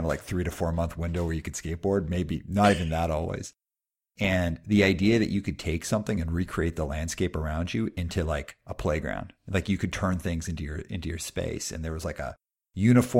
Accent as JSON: {"language": "English", "town": "Calgary", "region": "Alberta", "country": "Canada", "tie": "born or raised there", "said": "I grew up in Calgary, Alberta"}